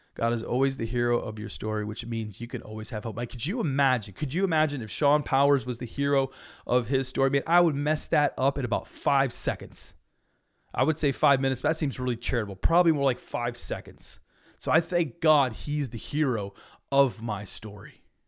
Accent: United States; I love being American

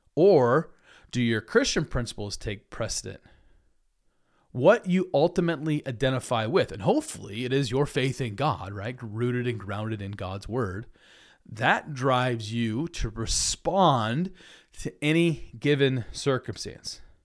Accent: United States; I love being American

